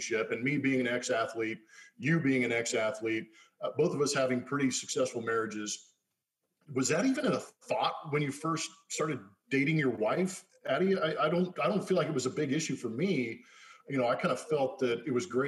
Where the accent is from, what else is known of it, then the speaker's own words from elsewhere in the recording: Inland Valley, Los Angeles, California, United States; I grew up in the Inland Valley of LA.